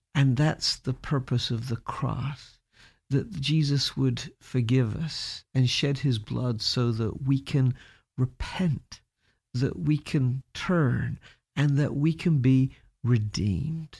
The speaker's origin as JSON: {"language": "English", "country": "United Kingdom", "moved": "yes", "said": "as a Brit"}